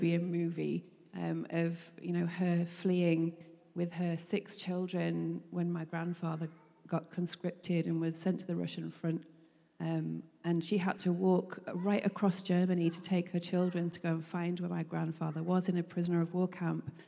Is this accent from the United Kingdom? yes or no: yes; Manchester, North West England, United Kingdom; we grew up in Manchester in England